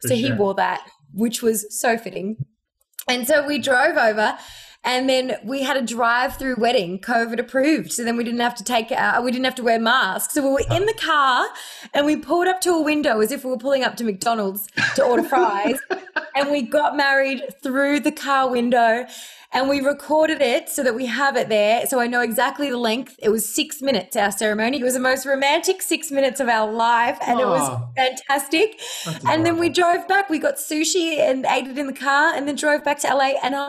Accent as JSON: {"language": "English", "country": "Ireland", "tie": "born there", "said": "I was born in Ireland. So my extended family's in Ireland. And then my family and all my best friends are in Australia."}